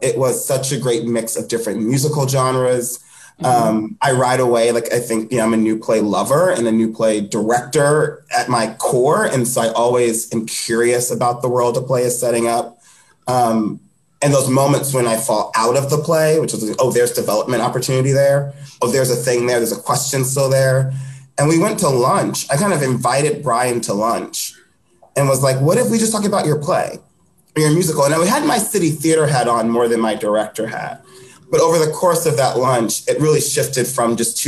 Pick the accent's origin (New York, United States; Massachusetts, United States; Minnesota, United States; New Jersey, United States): New York, United States; Long Island; I grew up in Long Island